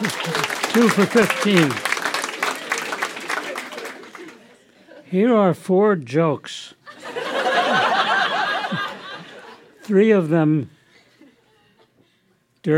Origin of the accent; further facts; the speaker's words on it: New York City, New York, United States; I was born in New York City, and by the time I was 6 or 7, we were living in a suburb